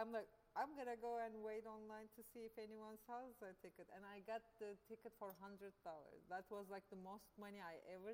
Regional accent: Ankara, Turkey; English is a second language; moved away as an adult; now in New York, United States; I grew up in Ankara, Turkey, which is the capital of Turkey.

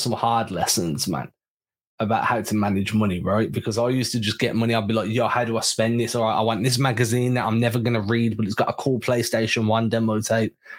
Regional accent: England, United Kingdom; We're English

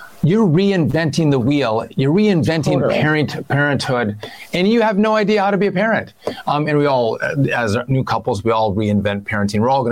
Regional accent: Hayward, Wisconsin, United States; moved away; six of my brothers and sisters all live in my hometown of Hayward

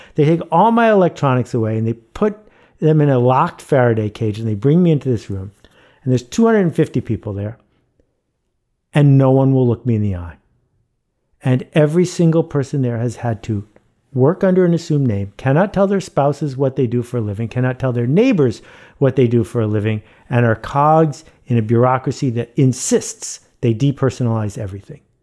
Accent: Buffalo, New York, United States; I grew up in Buffalo, New York

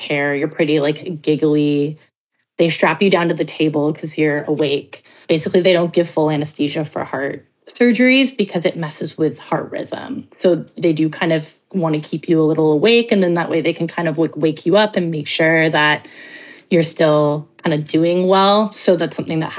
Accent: Toronto, Ontario, Canada; I grew up in Toronto

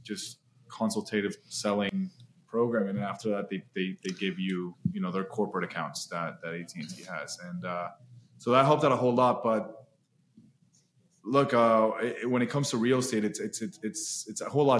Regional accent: Orlando, Florida, United States; I grew up in Orlando, Florida

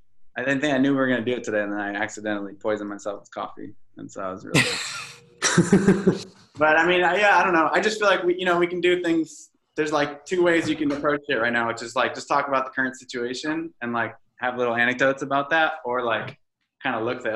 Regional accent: Connecticut, United States; I'm from Connecticut, so there was no burritos pre, like... Took a long time to get to the first

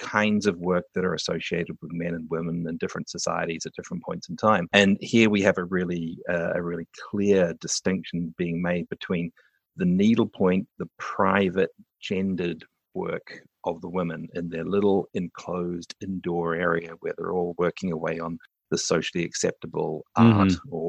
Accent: New Zealand; accent: New Zealand; also born or lived in United Kingdom; now in Canada; Like I grew up in New Zealand, so I had an accent that is very typical of a New Zealander, although my parents were British

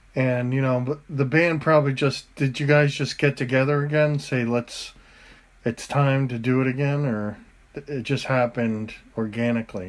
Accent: United States

